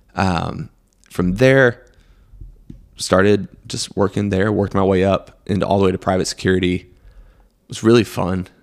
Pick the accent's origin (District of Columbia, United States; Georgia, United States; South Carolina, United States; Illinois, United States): South Carolina, United States; Greenville; also born or lived in Chapel Hill, North Carolina; We moved here, uh, to Greenville when I was, like, three in nineteen ninety-one.